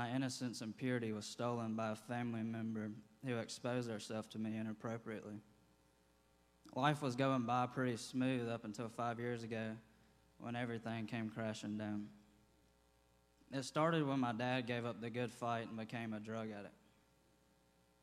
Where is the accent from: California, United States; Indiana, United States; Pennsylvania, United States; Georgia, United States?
Georgia, United States; Athens; I was born and raised here in Athens, Georgia.